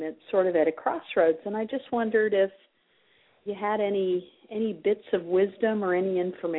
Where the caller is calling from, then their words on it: Iowa, United States; I'm calling from Iowa.